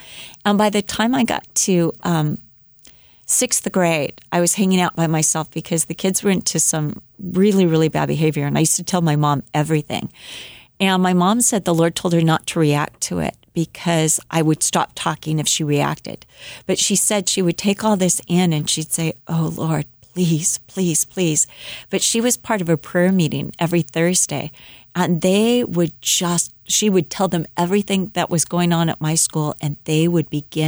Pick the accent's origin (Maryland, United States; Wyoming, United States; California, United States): California, United States; Huntington Beach; born there; By the time I was in kindergarten, I was born in Huntington Beach. So he was pastoring the Four Square Church of Huntington Beach.